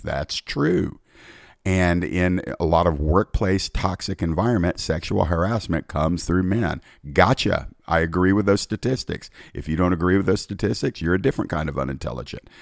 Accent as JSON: {"language": "English", "country": "United States", "tie": "born or raised there", "said": "I was born in America"}